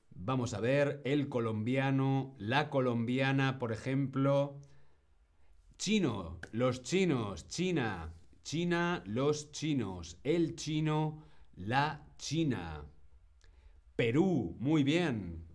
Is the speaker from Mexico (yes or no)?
no; Spain; Mi nacionalidad es español. Yo soy español.